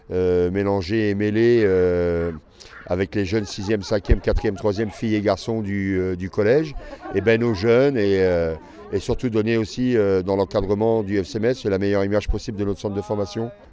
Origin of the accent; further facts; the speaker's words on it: Croatia; je viens de Croatie et j'ai 18 ans.